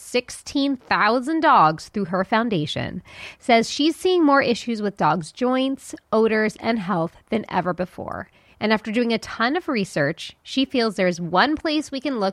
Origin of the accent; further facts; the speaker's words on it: Long Island, New York, United States; accent: Long Island; my Long Island accent